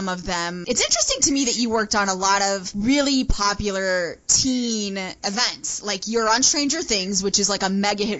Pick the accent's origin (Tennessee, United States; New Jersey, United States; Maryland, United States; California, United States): Tennessee, United States; Nashville; I was born in Nashville, Tennessee